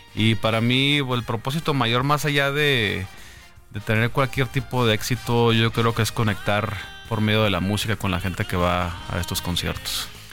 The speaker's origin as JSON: {"language": "Spanish", "town": "Tijuana", "region": "Baja California", "country": "Mexico", "tie": "born or raised there", "also_born_or_lived": "Sonora, Mexico / San Diego, United States", "moved": "as an adult", "lives_now": "Mexico City, Mexico", "said": "nací en Sonora, pero crecí en Tijuana y San Diego. Eh, me vine a los 18 años para acá más o menos."}